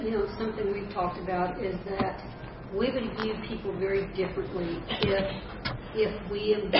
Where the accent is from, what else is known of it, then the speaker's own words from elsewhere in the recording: the North, United States; You know, I grew up in the 50s, and I grew up in the North.